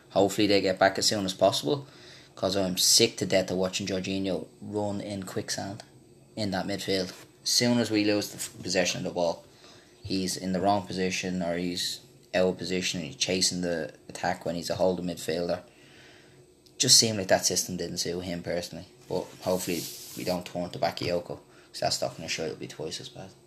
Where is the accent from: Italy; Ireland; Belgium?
Ireland; I was from Ireland